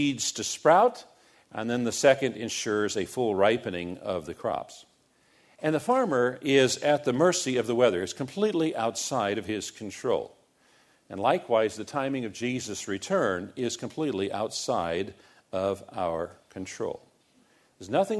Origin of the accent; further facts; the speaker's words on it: United States; we have a tendency as American Christians